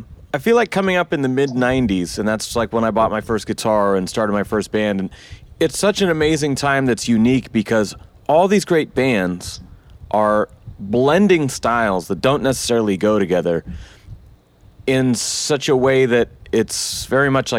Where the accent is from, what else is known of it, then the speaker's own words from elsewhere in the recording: Eugene, Oregon, United States; my hometown here in Eugene.